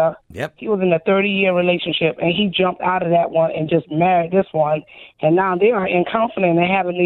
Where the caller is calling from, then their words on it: Port Wentworth, Georgia, United States; I'm calling from Port Wentworth, Georgia.